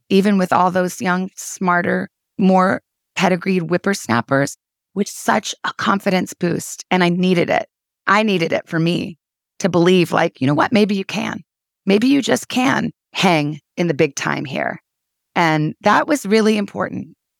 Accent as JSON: {"language": "English", "town": "Tucson", "region": "Arizona", "country": "United States", "tie": "born or raised there", "also_born_or_lived": "Washington", "moved": "as an adult", "lives_now": "New York, United States", "said": "I grew up in Tucson, Arizona, went to college in my hometown."}